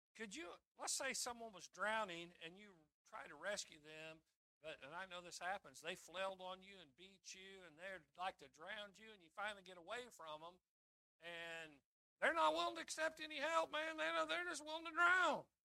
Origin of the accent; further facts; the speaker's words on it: Kansas, United States; growing up in Kansas